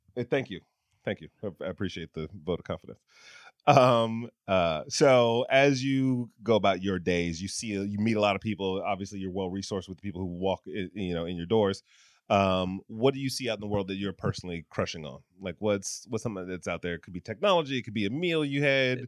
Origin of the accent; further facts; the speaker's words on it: Detroit, Michigan, United States; moved away; I'm from Detroit